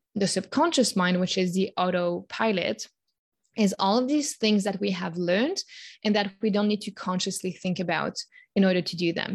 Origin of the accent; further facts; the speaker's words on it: Switzerland; born and raised in Switzerland, where I currently live